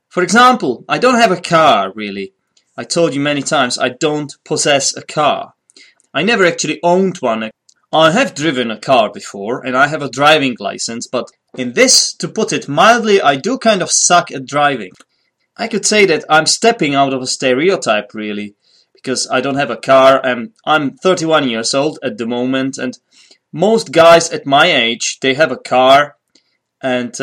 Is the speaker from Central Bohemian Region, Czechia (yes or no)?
yes; Poděbrady, Central Bohemian Region, Czechia; English is a second language; Poděbrady, my hometown